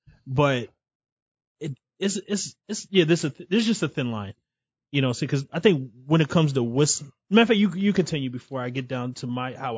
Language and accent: English; North Carolina, United States; I'm from North Carolina.